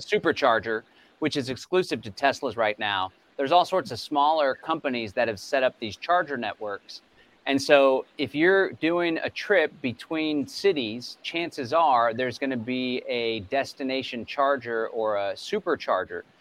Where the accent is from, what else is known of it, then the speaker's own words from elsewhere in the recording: Bastrop County, Texas, United States; I hail from Bastrop County, Texas